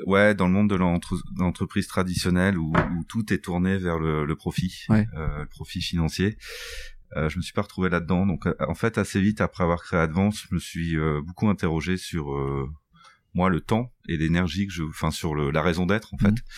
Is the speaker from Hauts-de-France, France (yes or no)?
yes; Boulogne-sur-Mer, Hauts-de-France, France; je suis né, et j'habite à Boulogne-sur-Mer, enfin dans la région de Boulogne-sur-Mer